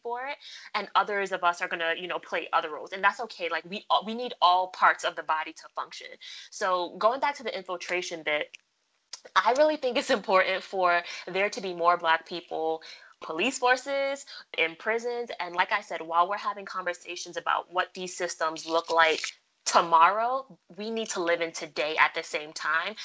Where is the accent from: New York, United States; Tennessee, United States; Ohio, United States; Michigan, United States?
New York, United States; New York City; I'm from Brooklyn. Brooklyn, we go hard. Best city on the earth. Shout out to my borough.